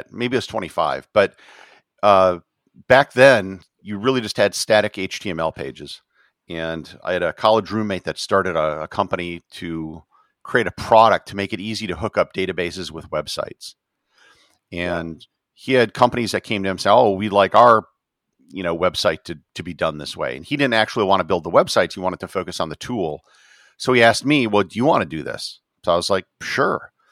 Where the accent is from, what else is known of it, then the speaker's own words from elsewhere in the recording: Wisconsin, United States; Uh, Wisconsin.